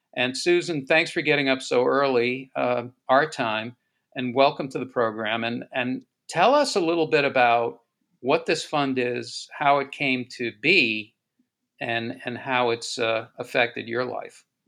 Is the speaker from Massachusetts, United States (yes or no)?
yes; Boston, Massachusetts, United States; I grew up in Boston in the 60s, and our neighborhood actually was redlined um, and in Dorchester, Massachusetts